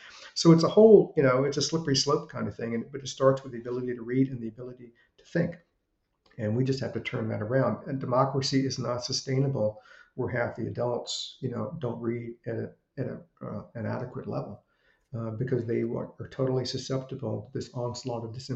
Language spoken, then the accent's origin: English; Richmond, Virginia, United States; I grew up in Richmond in the 60s and 70s